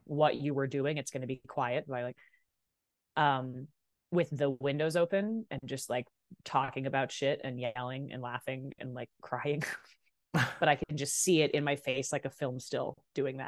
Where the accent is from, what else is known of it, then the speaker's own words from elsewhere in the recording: Vancouver, British Columbia, Canada; I grew up in Vancouver.